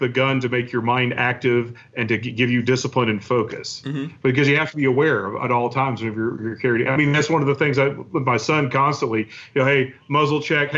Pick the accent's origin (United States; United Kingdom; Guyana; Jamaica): United States; Arkansas; I'm from Arkansas